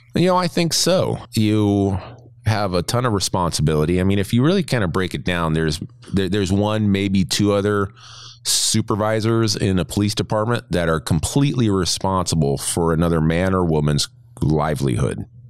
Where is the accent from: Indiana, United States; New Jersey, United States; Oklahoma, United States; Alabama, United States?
New Jersey, United States; I'm from Jersey